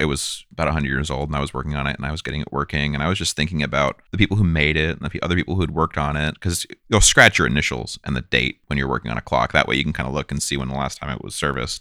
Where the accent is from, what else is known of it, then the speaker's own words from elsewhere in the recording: Bay Area, California, United States; being a white cis male growing up in the Bay Area